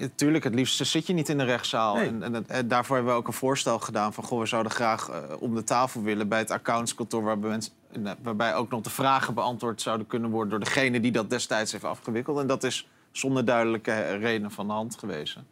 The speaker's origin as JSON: {"language": "Dutch", "country": "Netherlands", "said": "als Nederlander"}